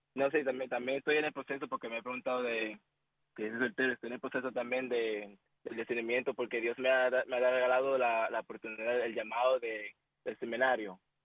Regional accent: Dominican Republic; Yo soy de República Dominicana

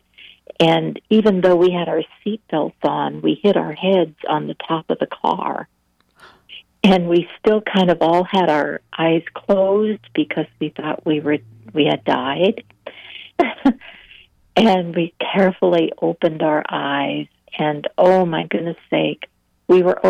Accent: Iowa, United States; moved away as an adult; now in Virginia, United States; I come from the Midwest, actually. I come from Iowa. I live in Virginia now

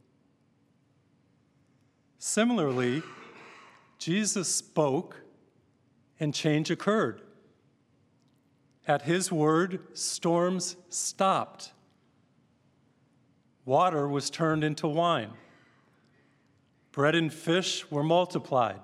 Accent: Massachusetts, United States; I grew up in Massachusetts

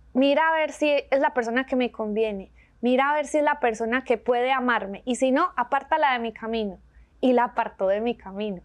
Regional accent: Medellín, Antioquia, Colombia; accent: paisa; moved away as an adult; also born or lived in San Diego, California; now in Birmingham, United States; soy de Medellín, Colombia, una ciudad hermosísima

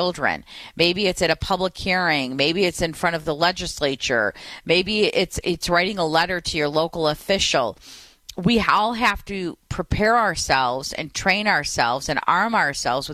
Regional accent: Detroit, Michigan, United States; my hometown in Detroit

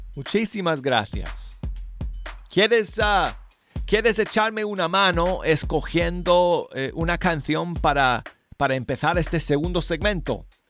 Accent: Denver, Colorado, United States; moved away; mi tierra natal de Denver, Colorado.

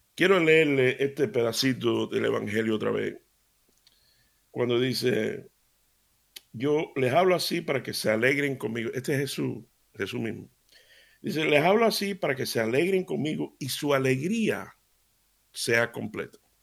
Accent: Seville, Andalusia, Spain; yo me crié en Sevilla

